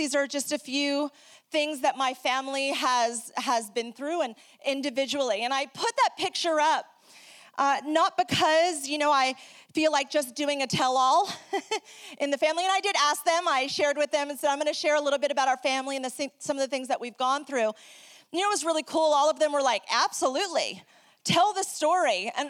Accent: New York, United States; also born or lived in South America; If you're trying to figure out my accent, don't try. I am originally from New York. I grew up in South America, hablando español.

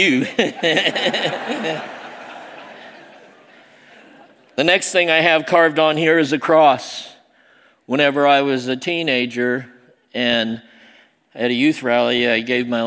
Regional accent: Southern Illinois, United States; also born or lived in Seoul, South Korea; I was adopted, raised by rednecks in Southern Illinois. I was adopted from Seoul, Korea, South Korea

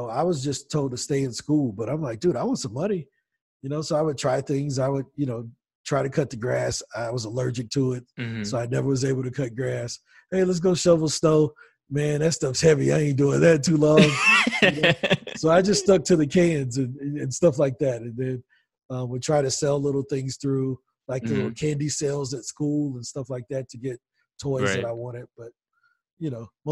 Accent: East St. Louis, Illinois, United States; moved away as an adult; now in Medellin, Colombia; I'm from East St. Louis, Illinois

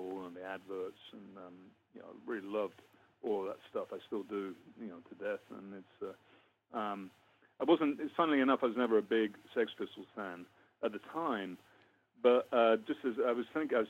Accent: London, United Kingdom; moved away as an adult; also born or lived in Letchworth, Hertfordshire / Kentish Town, London; now in United States; I grew up in North London, Crouch End, Muscle Hill.

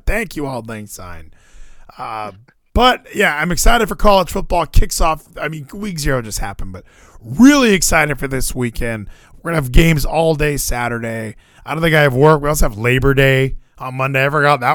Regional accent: Hawaii, United States; moved away; I was born in Hawaii.

